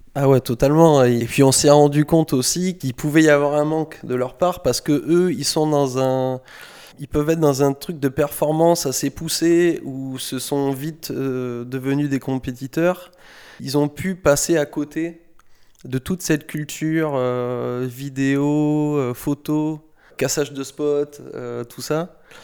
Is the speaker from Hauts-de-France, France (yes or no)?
no; Saint-Médard-en-Jalles, Nouvelle-Aquitaine, France; je suis de Saint-Médard, en banlieue de Bordeaux, à un quart d'heure de Bordeaux, plus du côté de Lacanau et de l'océan.